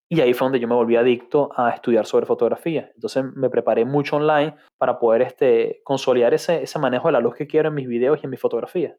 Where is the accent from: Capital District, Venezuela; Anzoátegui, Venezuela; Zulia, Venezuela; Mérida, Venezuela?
Capital District, Venezuela; Caracas; moved away as an adult; also born or lived in United Arab Emirates / Ireland; now in London, United Kingdom; la ciudad de Caracas soy bien, bien caraqueño